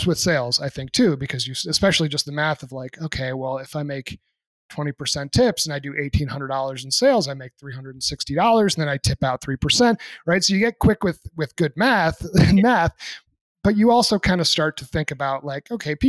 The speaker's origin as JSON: {"language": "English", "region": "New England", "country": "United States", "tie": "born or raised there", "said": "I'm a country kid myself. Yeah, granted, I'm from New England, but there's plenty of country out there too. I was from the middle of nowhere and very blue collar."}